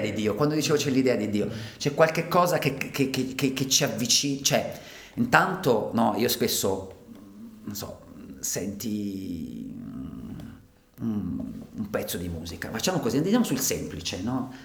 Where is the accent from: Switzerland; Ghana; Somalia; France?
Switzerland; Ticino; moved away as an adult; essendo io ticinese, avendo lasciato il Ticino perché avevo trovato poche occasioni di lavoro